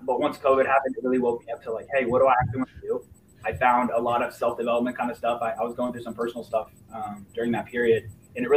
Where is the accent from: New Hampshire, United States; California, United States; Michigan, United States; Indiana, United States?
Indiana, United States; Fishers; also born or lived in Lafayette, Indiana; I was born and raised in Indiana. My parents divorced when I was 3, so I kind of had, you know, kind of a split upbringing. My mom lived in Fishers